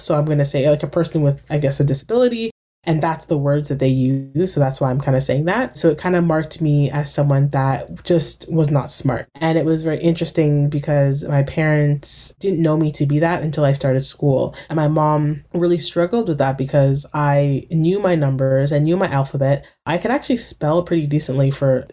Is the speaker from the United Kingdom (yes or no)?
no; Durham Region, Ontario, Canada; I grew up in Durham